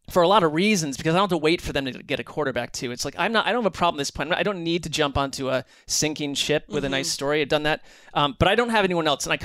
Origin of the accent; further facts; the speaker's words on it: East Coast, United States; growing up in the East Coast.